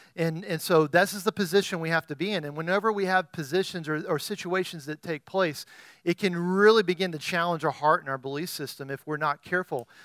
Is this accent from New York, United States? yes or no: no; Texas, United States; as a Texan